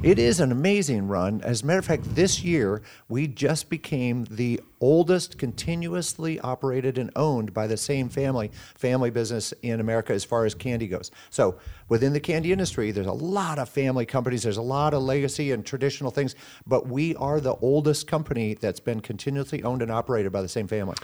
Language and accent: English; Sioux City, Iowa, United States; I was born and raised here in Siouxland